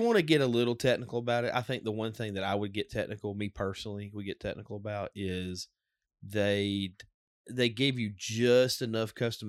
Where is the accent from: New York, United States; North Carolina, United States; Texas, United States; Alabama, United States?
Alabama, United States; Of course, we're from Alabama.